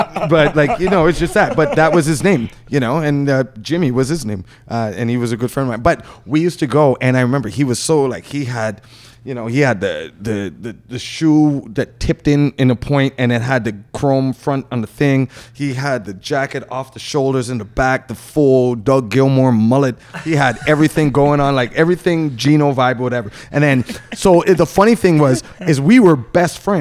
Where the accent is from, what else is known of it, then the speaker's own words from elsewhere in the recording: Toronto, Ontario, Canada; I grew up in Markham Road